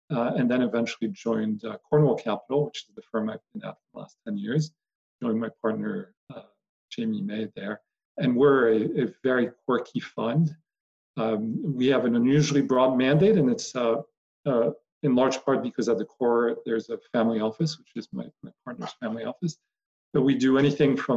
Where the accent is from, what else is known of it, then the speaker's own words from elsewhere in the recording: Paris, Île-de-France, France; moved away as an adult; now in United States; grew up in Paris, French and American, and moved to the States initially to play golf